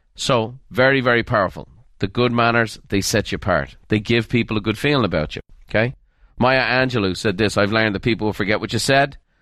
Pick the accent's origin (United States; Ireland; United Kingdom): Ireland; I was raised in Ireland